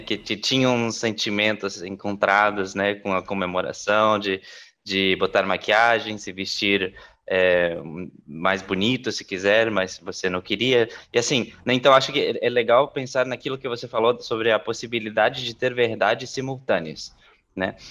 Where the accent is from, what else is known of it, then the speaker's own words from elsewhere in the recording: La Paz, Bolivia; moved away; eu, eu, nasci na Bolívia